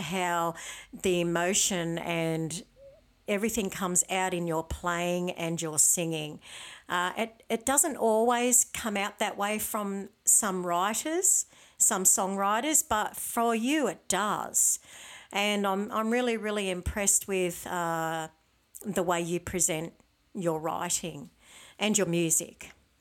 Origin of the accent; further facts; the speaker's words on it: Tenterfield, New South Wales, Australia; now in Sydney, Australia; I'm from Tenterfield myself